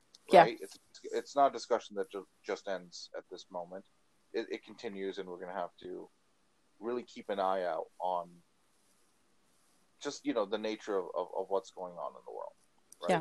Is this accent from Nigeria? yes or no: no; Canada; I'm Canadian